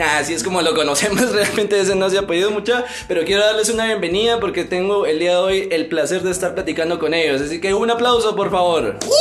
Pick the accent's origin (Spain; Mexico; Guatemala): Guatemala; Amatitlán, Guatemala Department; Nosotros somos de Amatitlán, para los que no conocen pues es una ciudad o un pueblo